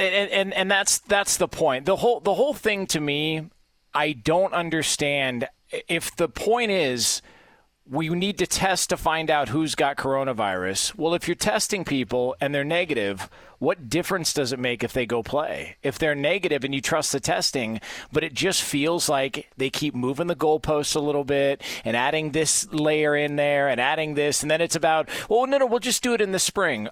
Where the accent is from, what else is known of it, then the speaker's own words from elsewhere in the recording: Southern California, United States; I, I grew up in Southern California